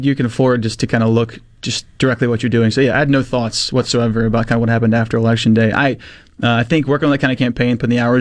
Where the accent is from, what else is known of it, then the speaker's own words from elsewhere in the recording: Mississippi, United States; I'm 19 from Mississippi